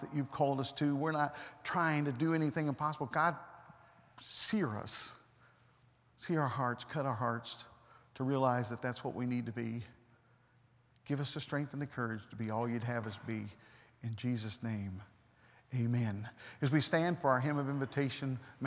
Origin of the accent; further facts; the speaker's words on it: United States; I'm an American